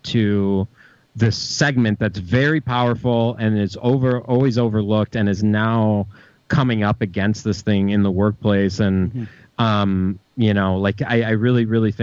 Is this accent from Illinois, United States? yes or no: yes; Chicago, Illinois, United States; now in Milwaukee, United States; I grew up in Chicago